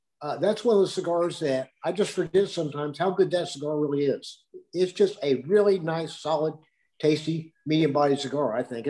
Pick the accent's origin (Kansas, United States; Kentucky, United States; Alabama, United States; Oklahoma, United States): Kentucky, United States; See, fellas, you got to remember, I'm from Kentucky. Yeah, news travels slow down there, so.